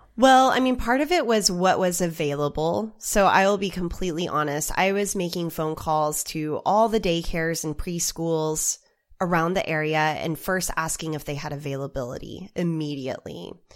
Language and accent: English; Oklahoma, United States; I come from Oklahoma